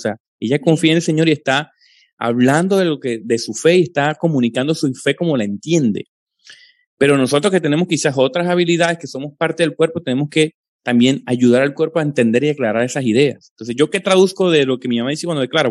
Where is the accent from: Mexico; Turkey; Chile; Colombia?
Colombia; crecí en una, en una familia con origen eh, pentecostal carismático trinitario, de esos asentamientos en Colombia eh, de hace 40, 50 años, eh, vengo de esa familia